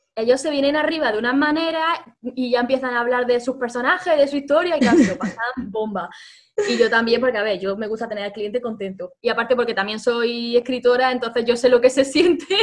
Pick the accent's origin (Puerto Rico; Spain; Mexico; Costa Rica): Spain; Granada, Andalusia; somos de Granada